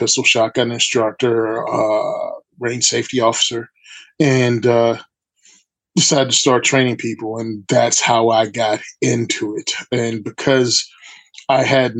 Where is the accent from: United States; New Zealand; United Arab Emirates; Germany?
United States; Virginia; now in New Jersey, United States; I'm originally from Virginia